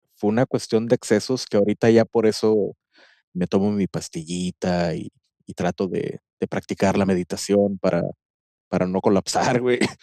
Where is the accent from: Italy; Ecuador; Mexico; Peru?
Mexico; Monterrey, Nuevo León; como buen regiomontano